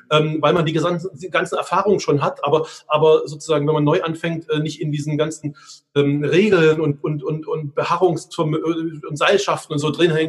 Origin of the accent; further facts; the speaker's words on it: Budapest, Hungary; now in Germany; Also ähm, ich bin in Ungarn aufgewachsen, ich komme aus einer deutsch-ungarischen Familie ähm, äh, oder ostdeutsch-ungarischen Familie und wir sind in Budapest aufgewachsen